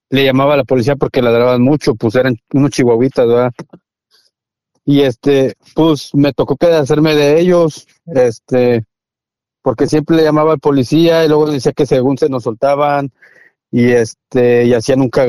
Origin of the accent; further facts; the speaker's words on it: Mexico; yo respeto a toda la gente porque pues yo soy mexicano, ¿verdad?